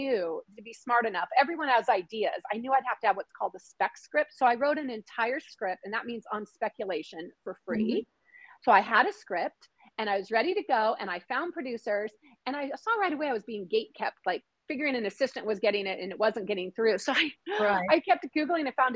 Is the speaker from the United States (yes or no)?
yes; Washington, United States; I grew up in Washington State, literally near the border